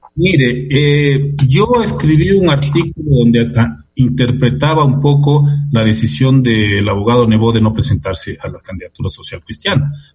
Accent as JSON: {"language": "Spanish", "country": "Ecuador"}